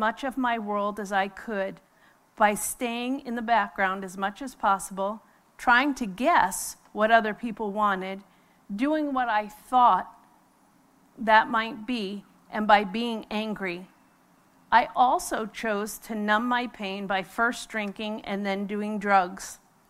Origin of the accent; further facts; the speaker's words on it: New York, United States; I was born and raised in New York with both my parents, two older brothers, and one younger sister.